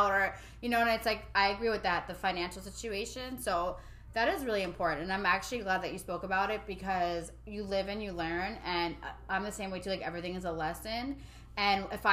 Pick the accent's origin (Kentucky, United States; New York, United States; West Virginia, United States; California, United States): New York, United States; I'm from New York